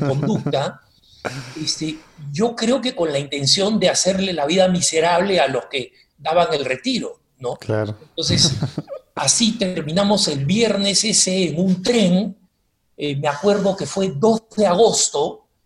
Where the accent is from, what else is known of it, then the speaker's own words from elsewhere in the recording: Peru; also born or lived in Argentina; Y nos criamos en el Perú